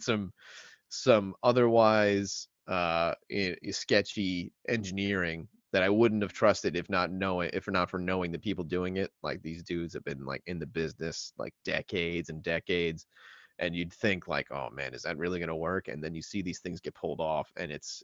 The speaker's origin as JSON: {"language": "English", "town": "New York City", "region": "New York", "country": "United States", "said": "I'm a BK guy"}